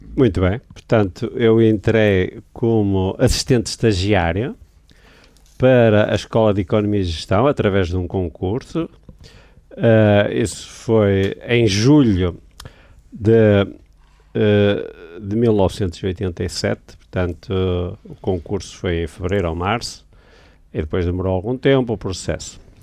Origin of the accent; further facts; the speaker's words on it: Braga, Norte, Portugal; eu sou natural de Braga